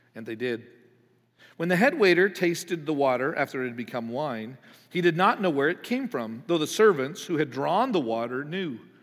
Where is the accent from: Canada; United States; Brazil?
Canada; moved away; I'm from Canada